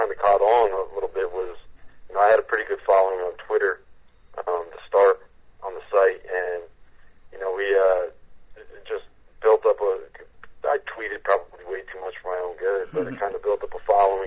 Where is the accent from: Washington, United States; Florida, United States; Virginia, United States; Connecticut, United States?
Connecticut, United States; I'm from Connecticut, so I kind of, you know, grew up on the Big East